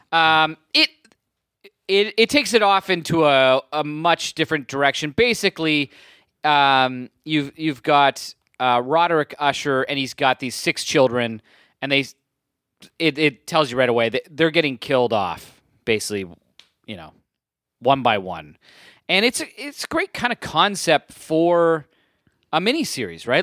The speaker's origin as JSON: {"language": "English", "town": "Burlington", "region": "Ontario", "country": "Canada", "tie": "born or raised there", "said": "I grew up in Burlington"}